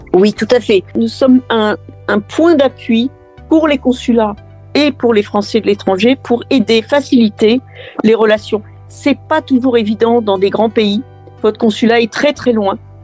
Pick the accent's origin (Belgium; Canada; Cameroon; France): France; nous restons toujours français.